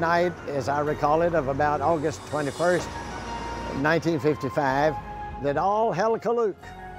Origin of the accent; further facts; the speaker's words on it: Hopkinsville, Kentucky, United States; It was a typical time growing up in Hoptown in the 1950s, typically hot in August.